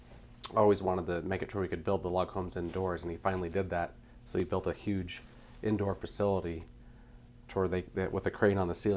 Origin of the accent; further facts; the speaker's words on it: Grand Lake, Colorado, United States; So I grew up in Grand Lake, Colorado.